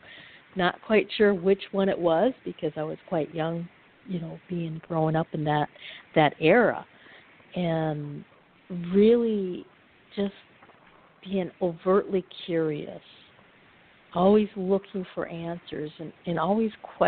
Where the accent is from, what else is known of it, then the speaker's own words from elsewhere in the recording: Upper Michigan, United States; I'm from Upper Michigan